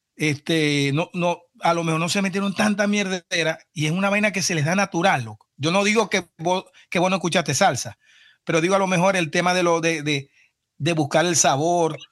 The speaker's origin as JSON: {"language": "Spanish", "country": "Venezuela", "moved": "yes"}